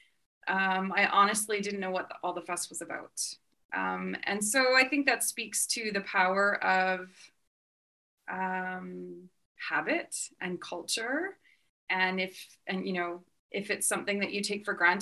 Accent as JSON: {"language": "English", "town": "Vancouver", "region": "British Columbia", "country": "Canada", "tie": "born or raised there", "moved": "as an adult", "lives_now": "France", "said": "I grew up in Vancouver"}